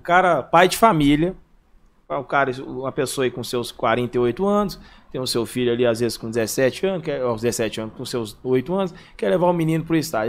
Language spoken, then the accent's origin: Portuguese; Belo Horizonte, Minas Gerais, Brazil; eu sempre fui daqui de BH